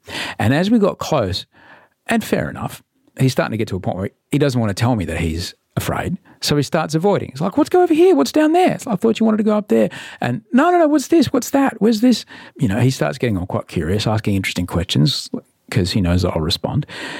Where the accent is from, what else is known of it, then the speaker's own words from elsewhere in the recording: Brisbane, Queensland, Australia; I grew up in Brisbane, these things were terrifyingly hot to the touch.